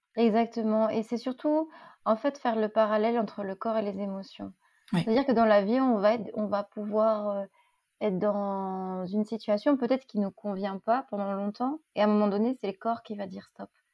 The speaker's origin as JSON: {"language": "French", "town": "Lille", "region": "Hauts-de-France", "country": "France", "tie": "born or raised there", "said": "J'ai grandi à Lille"}